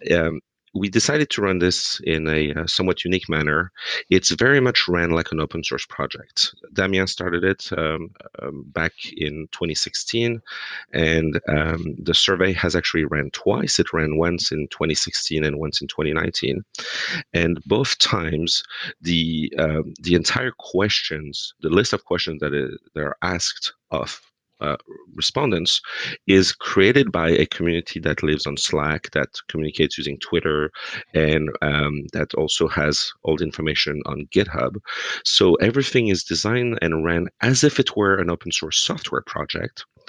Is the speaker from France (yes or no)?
yes; France; now in United States; a couple of French guys living in America